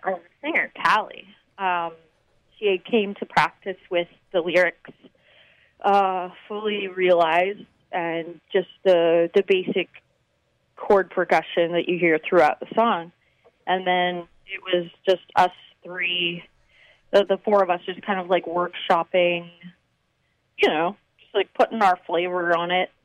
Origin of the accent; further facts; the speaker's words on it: Vancouver, British Columbia, Canada; now in Toronto, Canada; I'm actually from Vancouver